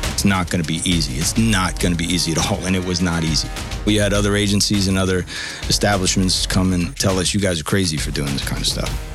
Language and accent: English; Bayonne, New Jersey, United States; I grew up in a city called Bayonne, New Jersey, just outside of Manhattan.